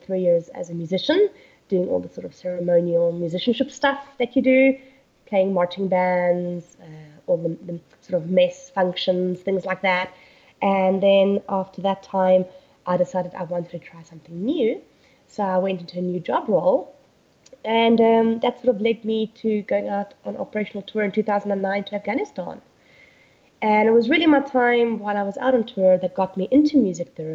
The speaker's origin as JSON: {"language": "English", "country": "South Africa", "tie": "born or raised there", "also_born_or_lived": "United Kingdom", "moved": "as an adult", "said": "So I originally grew up in South Africa, as you can hear from my accent"}